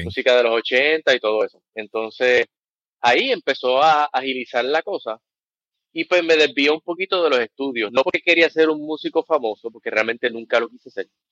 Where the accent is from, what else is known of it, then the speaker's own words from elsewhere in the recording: Ponce, Puerto Rico; also born or lived in United States; yo soy de la otra, soy de Ponce. Eh, nací en el 77, no me voy a ir muy al pasado, básicamente nací en el 77, me crié aquí